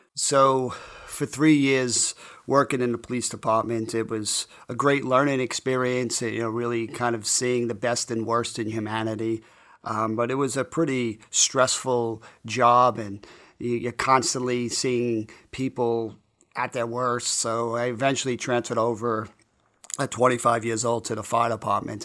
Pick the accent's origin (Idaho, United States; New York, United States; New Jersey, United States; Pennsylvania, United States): New York, United States; New York City; I grew up in College Point, Queens, which is a pretty tough blue-collar neighborhood.